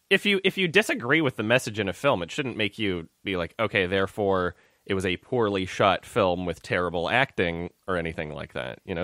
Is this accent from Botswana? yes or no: no; Canada; I'm Canadian